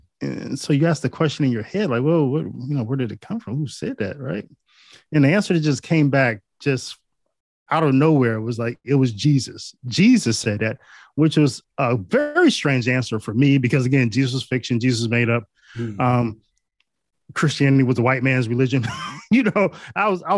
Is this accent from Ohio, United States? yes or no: yes; Northeast Ohio, United States; I'm from Northeast Ohio.